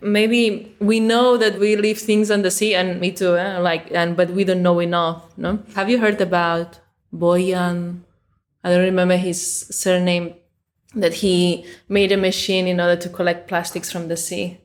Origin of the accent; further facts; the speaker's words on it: Mataró, Catalonia, Spain; I'm in Mataró, which is my hometown.